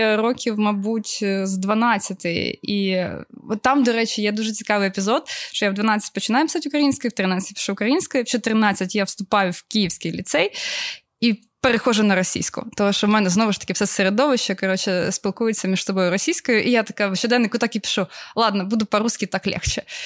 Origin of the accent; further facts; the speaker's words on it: Obukhiv, Kyiv Oblast, Ukraine; also born or lived in Ukrainka; я народилася в місті Обухові. Я прожила там до 15 років, по-моєму, чи 16, а потім я переїхала в місто Українка, яке я дійсно вважаю своїм рідним